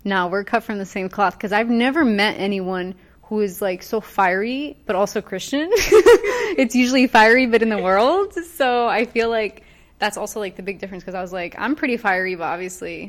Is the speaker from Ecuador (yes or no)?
yes; Ecuador; we're also both from Ecuador